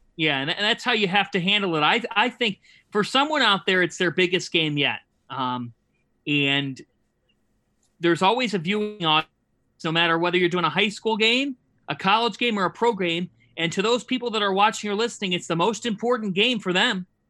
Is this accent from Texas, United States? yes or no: no; Cleveland, Ohio, United States; moved away; growing up in Cleveland